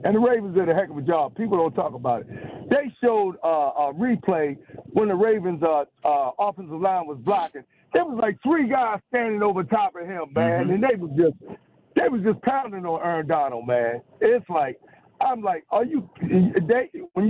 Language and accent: English; Baltimore, Maryland, United States; I'm from East Baltimore, man, Latrobe Homes.